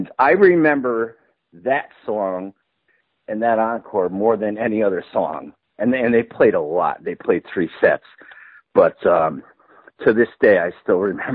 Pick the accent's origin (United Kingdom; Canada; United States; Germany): United States; Connecticut; I grew up in Connecticut